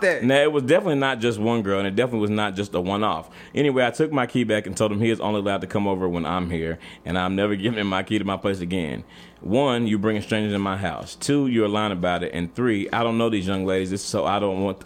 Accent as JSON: {"language": "English", "region": "Texas", "country": "United States", "said": "I'm from Texas"}